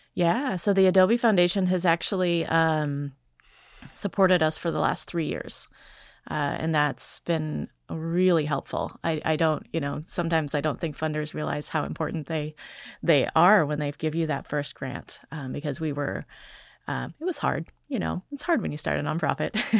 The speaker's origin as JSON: {"language": "English", "region": "Wisconsin", "country": "United States", "tie": "born or raised there", "said": "I grew up in poverty in Wisconsin"}